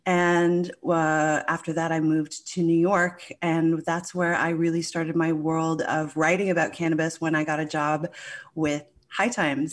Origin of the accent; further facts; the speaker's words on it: St. John's, Newfoundland and Labrador, Canada; I grew up in Saint John's, Newfoundland